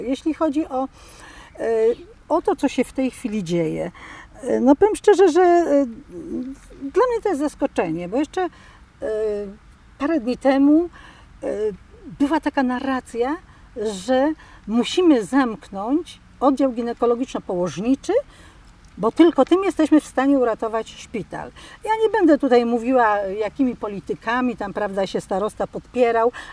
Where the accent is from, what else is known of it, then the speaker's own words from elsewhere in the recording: Milicz, Lower Silesian Voivodeship, Poland; jestem rodowitą Miliczanką